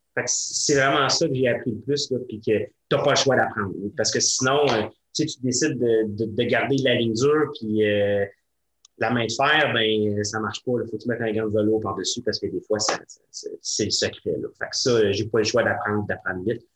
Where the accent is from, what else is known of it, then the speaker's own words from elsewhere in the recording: Sainte-Catherine, Quebec, Canada; dans mon patelin natal à Sainte-Catherine